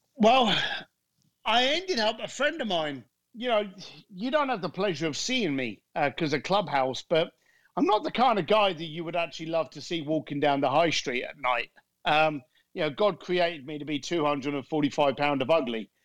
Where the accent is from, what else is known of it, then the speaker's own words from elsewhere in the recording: London, United Kingdom; I grew up in a shitty end of London called Leytonstone.